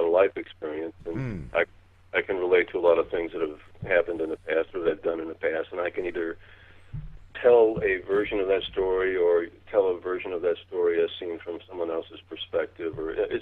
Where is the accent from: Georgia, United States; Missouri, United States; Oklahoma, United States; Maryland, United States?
Missouri, United States; I grew up in Missouri